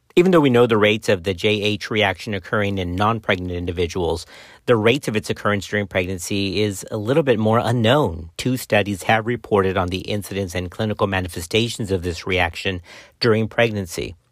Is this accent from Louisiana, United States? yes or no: no; Texas, United States; my home state of Texas